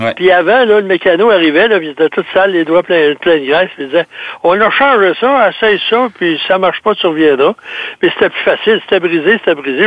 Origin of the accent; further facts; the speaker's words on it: South Shore, Quebec, Canada; accent: rive sud; mon accent de la rive sud